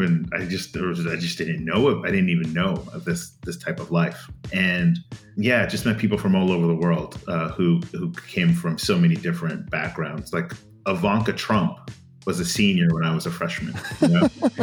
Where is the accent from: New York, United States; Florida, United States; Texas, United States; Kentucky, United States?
Florida, United States; Miami; moved away as an adult; also born or lived in East Coast; now in Silicon Valley, United States; I grew up in Miami, Florida